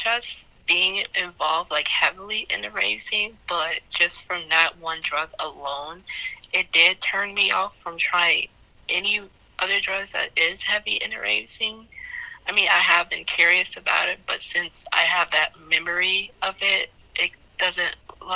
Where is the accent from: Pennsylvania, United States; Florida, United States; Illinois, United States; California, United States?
Illinois, United States; Chicago; I am from the Chicago area